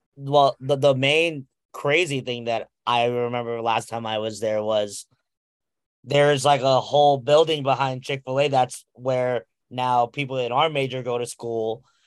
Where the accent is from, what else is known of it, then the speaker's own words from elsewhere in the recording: Central New Jersey, United States; I'm from Central Jersey